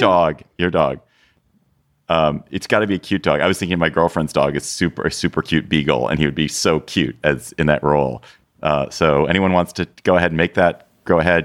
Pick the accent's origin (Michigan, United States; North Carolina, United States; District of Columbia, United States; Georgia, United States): District of Columbia, United States; Washington; Washington, D C, my hometown